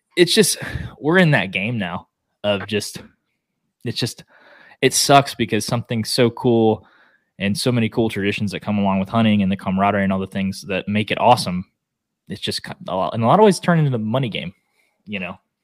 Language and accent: English; Oklahoma, United States; now in Texas, United States; I live in Texas now but I'm from Oklahoma